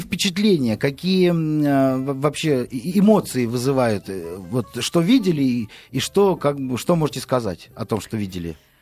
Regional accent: Moscow, Russia; мы, москвичи

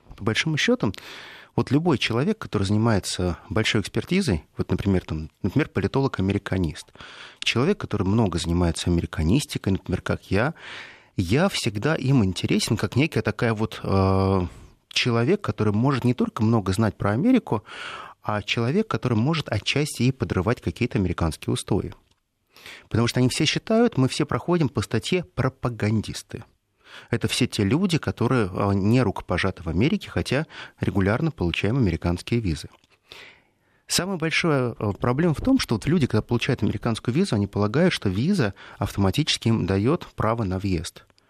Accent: Russia; я был единственный россиянин, который из всего рейса прилетел в Бостон

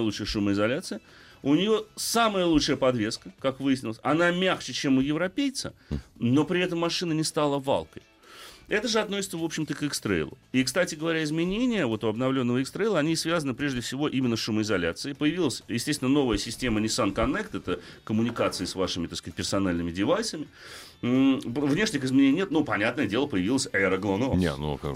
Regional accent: Moscow, Russia; У нас в Москве

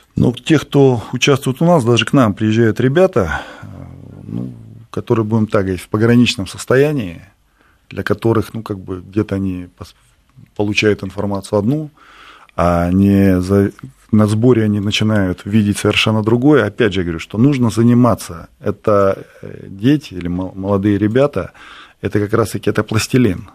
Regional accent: Bishkek, Kyrgyzstan; я сам родом из Киргизии

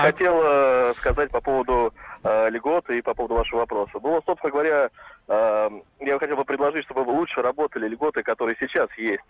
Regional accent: Moscow, Russia; я сам москвич

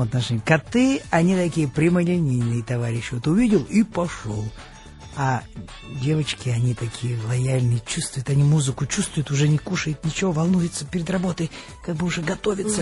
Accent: Khimki, Moscow Oblast, Russia; Я родился в Москве, но, в общем-то, не в Москве, а в Подмосковье город э, Химки

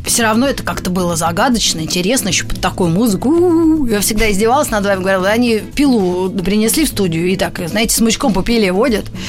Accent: Moscow, Russia; я была в Москве, там и родилась

